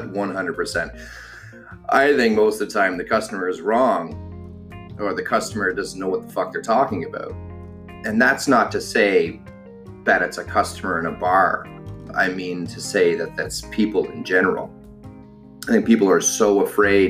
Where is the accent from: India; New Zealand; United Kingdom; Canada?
Canada; Ottawa, Ontario; born and raised in Ottawa, Ontario